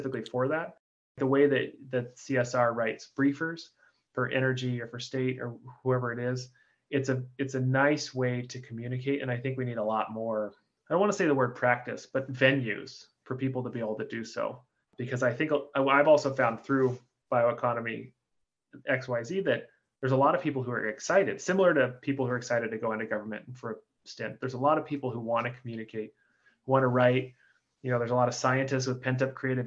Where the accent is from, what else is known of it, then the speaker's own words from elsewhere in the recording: Oregon, United States; I'm from Oregon